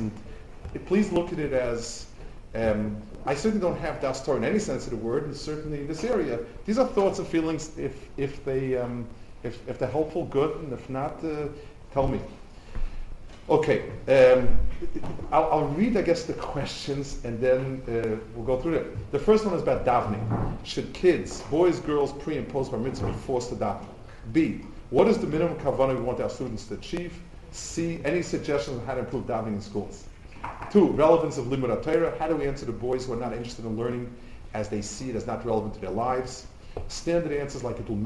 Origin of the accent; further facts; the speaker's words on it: United States; moved away as an adult; now in Israel; I grew up in America